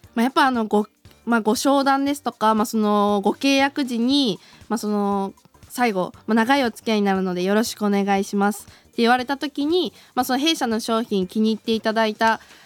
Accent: Chiba, Japan; moved away as an adult; now in Sapporo, Japan; もともと出身は千葉です

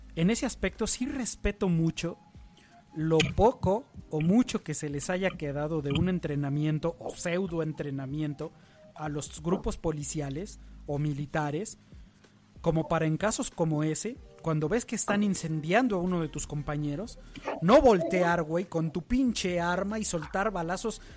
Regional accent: Mexico; En México, que es uno de los países donde más brutalidad policíaca vivimos en el día a día

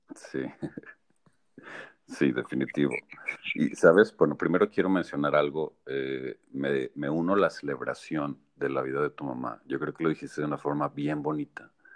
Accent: Aguascalientes, Mexico; moved away; also born or lived in Monterrey, Mexico / Toronto, Canada; Yo soy orgullosamente aguascalentense, hidrocálido.

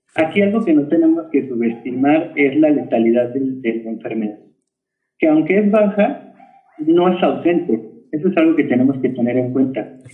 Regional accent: Mexico; como mexicanos

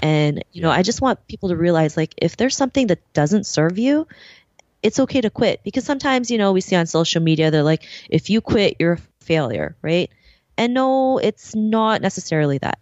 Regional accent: Philippines; I'm was born in the Philippines, um, and you know, growing up there

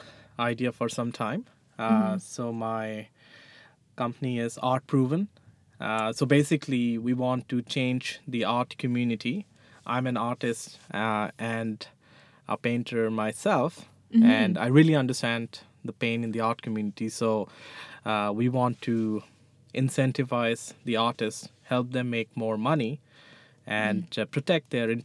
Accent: New Delhi, Delhi, India; now in Halifax, Canada; So, well, right now I live in Halifax. {S0} Yeah. {S1} But I moved from New Delhi, India 10 years ago.

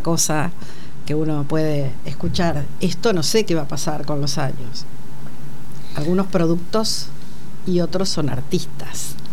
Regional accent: La Plata, Buenos Aires Province, Argentina; yo vivía en La Plata, soy platense

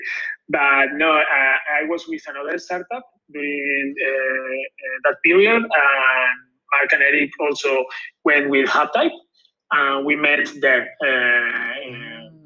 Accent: Gandia, Valencian Community, Spain; from Gandia. I'm from Gandia

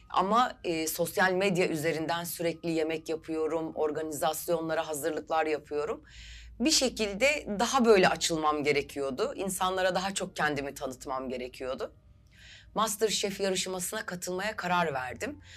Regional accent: Istanbul, Turkey; 1979 İstanbul doğumluyum.

